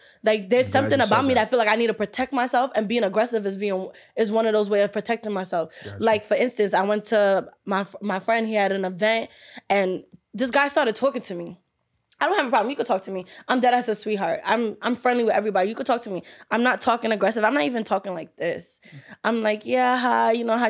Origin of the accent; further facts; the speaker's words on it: Brooklyn, New York, United States; I'm a New York girl. And I know how y'all are. I'm from Brooklyn